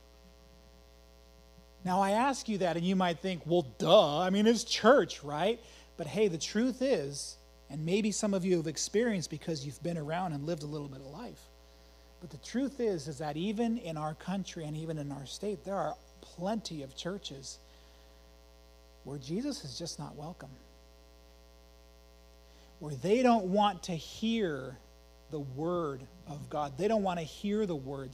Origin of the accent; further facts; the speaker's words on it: Emmett, United States; I grew up in Emmett